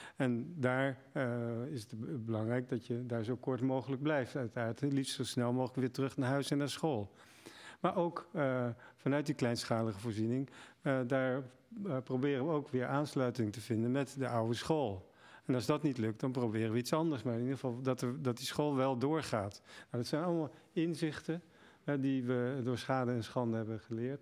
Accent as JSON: {"language": "Dutch", "country": "Netherlands", "said": "als Nederlanders"}